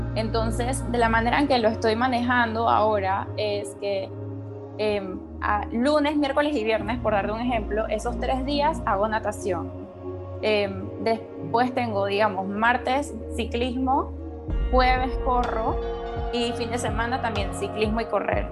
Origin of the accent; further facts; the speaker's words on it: Panama; moved away as an adult; also born or lived in United States; yo soy de Panamá, pero yo no estudié en la universidad en Panamá, yo me fui a la universidad en Estados Unidos